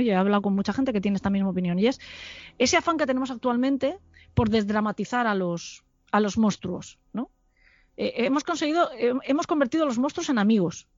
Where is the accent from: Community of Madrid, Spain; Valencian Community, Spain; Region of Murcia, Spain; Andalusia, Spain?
Valencian Community, Spain; Alicante; moved away as an adult; also born or lived in Salamanca; yo soy de Alicante y estudié en Salamanca